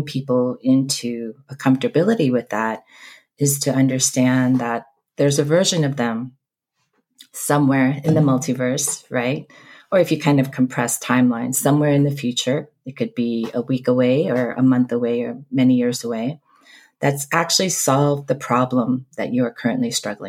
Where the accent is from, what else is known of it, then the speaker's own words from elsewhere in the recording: East Coast, United States; also born or lived in Seoul, South Korea; I'm originally from South Korea, born in Seoul. Grew up mostly on the East Coast, but lived all over this country